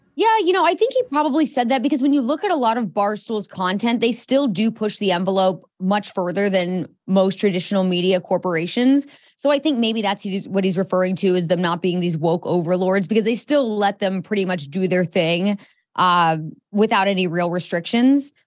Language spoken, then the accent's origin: English; Indianapolis, Indiana, United States; born or raised there